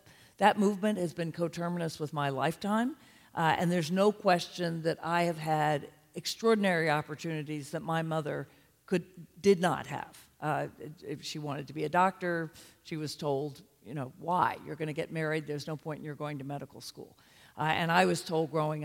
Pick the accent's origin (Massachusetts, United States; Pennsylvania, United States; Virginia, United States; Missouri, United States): Virginia, United States; Charlottesville; I grew up in Charlottesville, Virginia in the 60s and early 70s